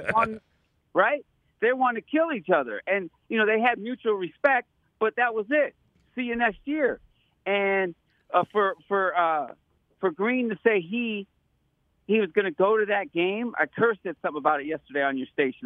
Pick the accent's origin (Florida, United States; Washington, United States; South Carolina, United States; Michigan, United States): Michigan, United States; Detroit; now in Walnut Creek, United States; I'm born and raised in Detroit, Michigan. Live out here in Walnut Creek, loving the Bay